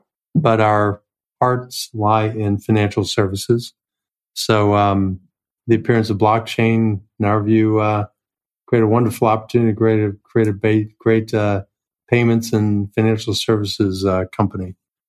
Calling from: New York City, New York, United States; New York City.

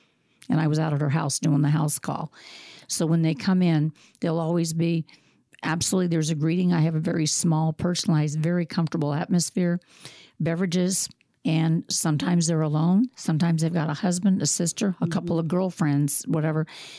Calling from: Des Moines, Iowa, United States; I'm calling from Des Moines, Iowa.

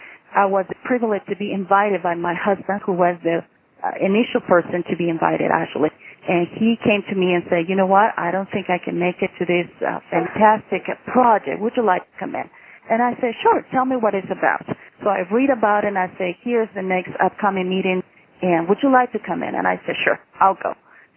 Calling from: Cortez, Colorado, United States; I'm calling you from Cortez, Colorado. We are in the Four Corners area

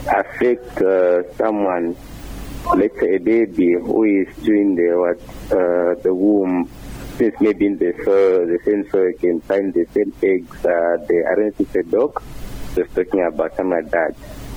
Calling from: Mazabuka, Southern Province, Zambia; Mr. … calling you from within Mazabuka.

